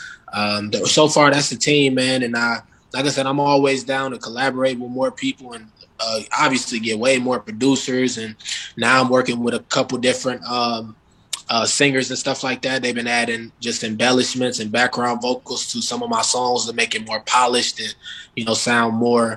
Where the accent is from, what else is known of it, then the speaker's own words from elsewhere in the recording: Minneapolis, Minnesota, United States; I'm from Minneapolis